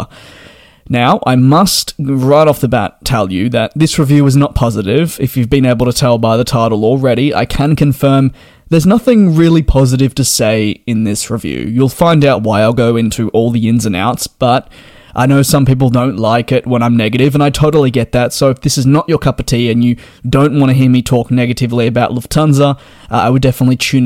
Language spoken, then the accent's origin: English; Australia; I'm Australian